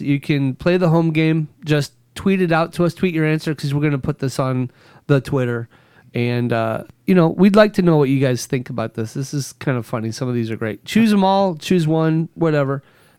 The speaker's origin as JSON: {"language": "English", "region": "California", "country": "United States", "tie": "born there", "said": "So I was born in Southern California."}